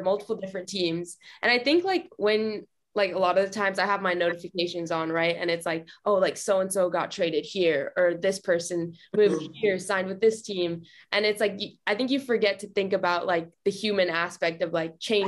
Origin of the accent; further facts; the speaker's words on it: Bay Area, California, United States; moved away as an adult; also born or lived in Los Angeles; I'm from the Bay Area, go to LA for college.